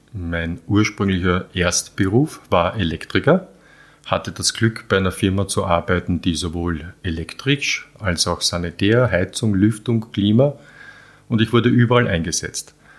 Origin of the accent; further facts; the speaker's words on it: Vienna, Austria; also born or lived in Halbturn, Burgenland; geboren in Wien, ja. ich bin in die Schule und bin immer in Wien groß geworden, aber Wochenende und Ferien war immer Landwirtschaft